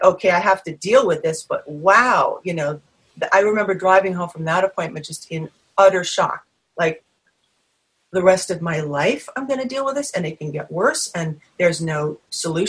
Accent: New England, United States; moved away; I'm from New England originally

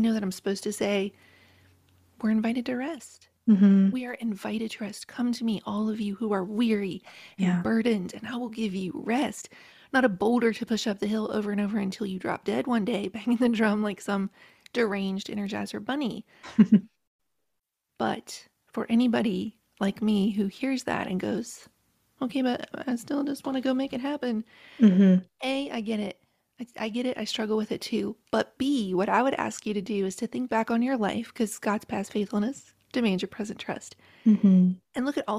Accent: Appalachia, United States; I was raised in Appalachia by a very proud, hardworking family

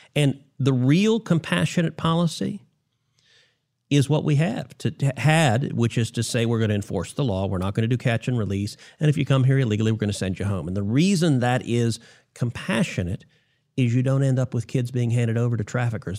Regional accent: Texas, United States; my home state of Texas

